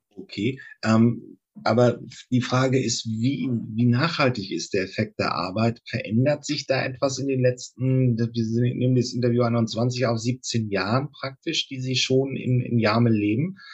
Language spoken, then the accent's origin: German; Northern Germany, Germany; ich komme aus Norddeutschland